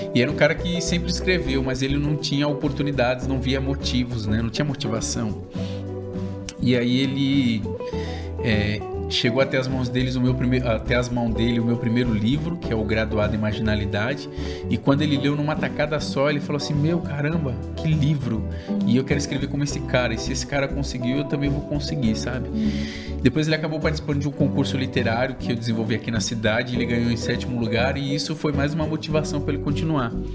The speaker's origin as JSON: {"language": "Portuguese", "region": "São Paulo", "country": "Brazil", "tie": "born or raised there", "lives_now": "Suzano, Brazil", "said": "Eu nasci e fui criado na cidade líder, em Itaquera, zona leste de São Paulo"}